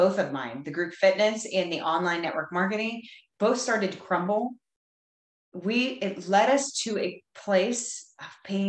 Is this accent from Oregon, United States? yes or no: no; Texas, United States; I am from Texas. I live just outside of Fort Worth, Texas, in a small country town